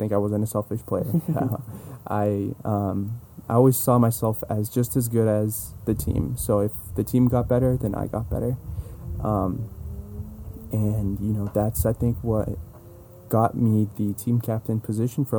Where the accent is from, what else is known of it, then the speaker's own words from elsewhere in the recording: San Jose, California, United States; also born or lived in Los Angeles; born and raised in San Jose, California.